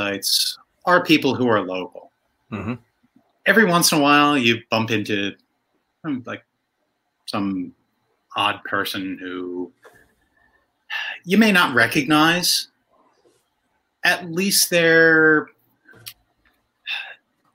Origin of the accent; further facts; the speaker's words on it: United States; now in Mexico; I'm an American